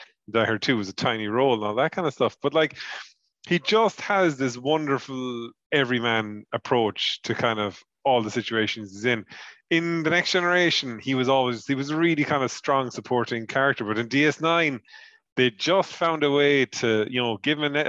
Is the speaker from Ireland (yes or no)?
yes; Ireland; I'm an Irishman.